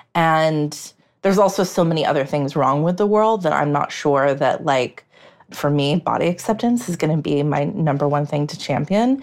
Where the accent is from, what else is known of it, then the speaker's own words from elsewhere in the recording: United States; as an American